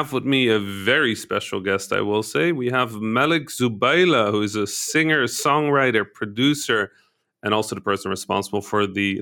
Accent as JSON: {"language": "English", "country": "Egypt", "tie": "born or raised there", "said": "I grew up in Egypt"}